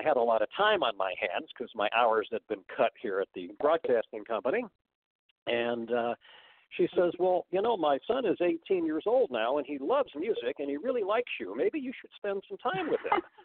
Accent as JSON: {"language": "English", "area": "Bay Area", "region": "California", "country": "United States", "tie": "born or raised there", "said": "I grew up in the Bay Area"}